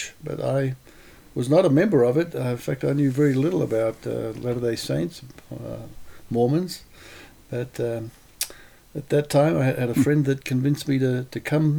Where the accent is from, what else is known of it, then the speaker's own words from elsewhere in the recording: Canberra, Australian Capital Territory, Australia; first language Lithuanian; English is a second language; moved away as an adult; now in Idaho, United States; I was born in Canberra, Australia. And my parents were both Lithuanian. They came to Australia after the Second World War as refugees. And so for me, my first language was Lithuanian, spoken at home. And I grew up very much with a flavor and a culture of Lithuania